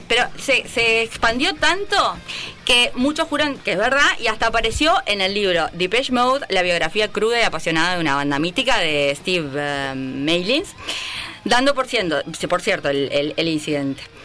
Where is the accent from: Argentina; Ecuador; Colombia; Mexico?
Argentina; moved away; yo soy de Argentina